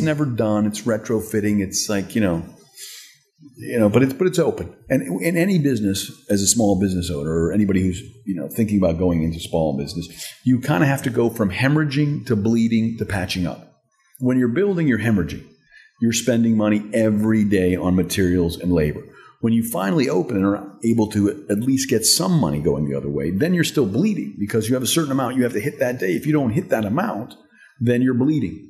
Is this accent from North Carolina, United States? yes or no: yes; North Carolina, United States; moved away; growing up in North Carolina mm-hmm. in a small town.